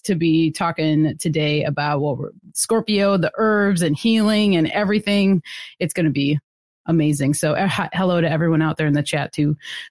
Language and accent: English; Milwaukee, Wisconsin, United States; I'm from Milwaukee